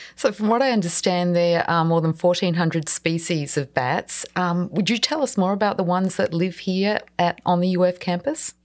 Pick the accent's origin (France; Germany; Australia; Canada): Australia; now in Florida, United States; As you can probably tell from my accent, I grew up in Australia